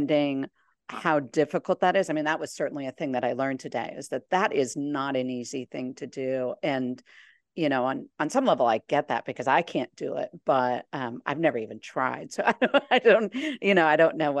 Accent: Champaign, Illinois, United States; also born or lived in Iowa / St. Paul, Minnesota; now in California, United States; I grew up in the Midwest. I grew up in Champaign, Illinois, so just south of Chicago

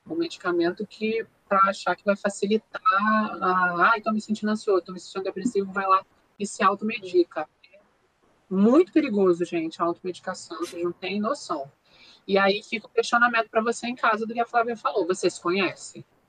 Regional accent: Brazil; nós somos brasileiros

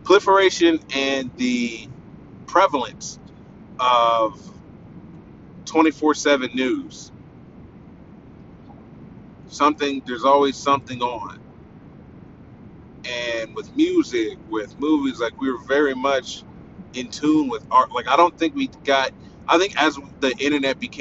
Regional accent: Pickerington, Ohio, United States; I'm from Pickerington, Ohio. It's on the eastern side of Columbus

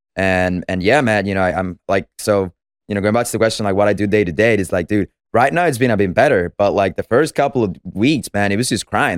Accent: Venezuela; moved away; I'm from Venezuela, as I said, so I was born and raised there

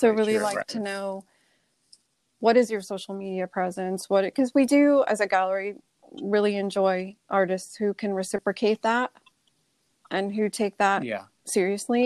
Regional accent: New York City, New York, United States; now in Newport, United States; I grew up in New York. New York City was my backyard growing up

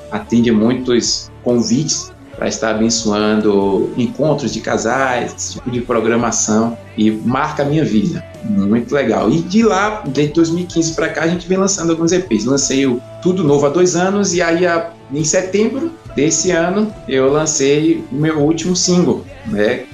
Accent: Salvador, Bahia, Brazil; Eu sou de Salvador, Bahia, 39 anos.

